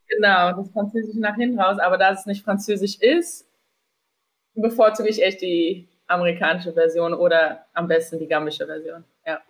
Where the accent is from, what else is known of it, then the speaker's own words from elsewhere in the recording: Germany; accent: German; moved away; also born or lived in Manhattan, New York, United States; als Deutsche in San Diego